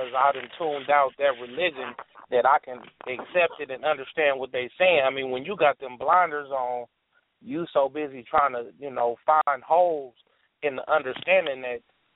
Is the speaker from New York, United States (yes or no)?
no; Oakland, California, United States; I'm from Oakland, California